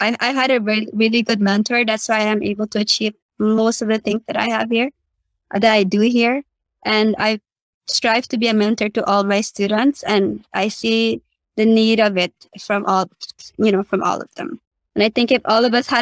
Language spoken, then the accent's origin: English; Guyana; now in Suriname; Guyana is my home country where I was born.